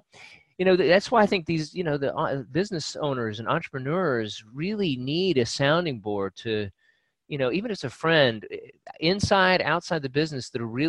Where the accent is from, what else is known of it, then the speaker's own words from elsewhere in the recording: United Kingdom; I get up every day and I put on my shirt and I'm Brit and I do the Brit things and I say the Brit things